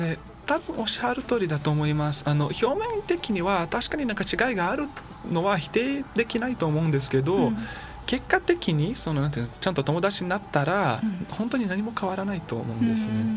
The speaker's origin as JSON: {"language": "Japanese", "town": "Belo Horizonte", "region": "Minas Gerais", "country": "Brazil", "first_language": "Portuguese", "second_language": "Japanese", "moved": "as an adult", "lives_now": "Kodaira, Japan", "said": "ベロリゾンテっていう、うん、まあ、町"}